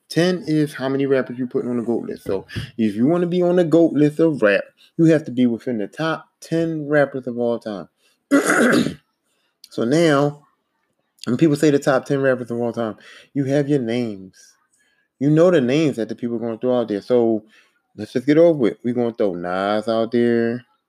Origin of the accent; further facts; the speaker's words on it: East Coast, United States; I'm from the East Coast